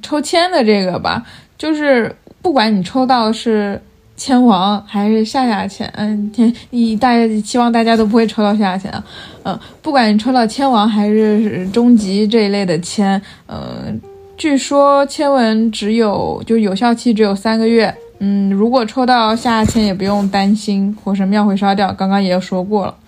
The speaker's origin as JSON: {"language": "Chinese", "region": "Fujian", "country": "China", "moved": "yes", "lives_now": "Beijing, China", "said": "像我们福建那边很多人需要出海"}